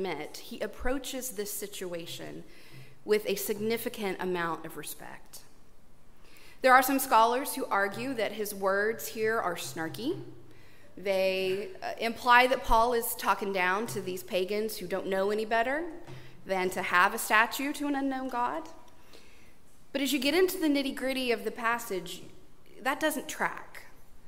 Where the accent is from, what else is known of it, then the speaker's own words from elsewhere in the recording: East Texas, United States; growing up in East Texas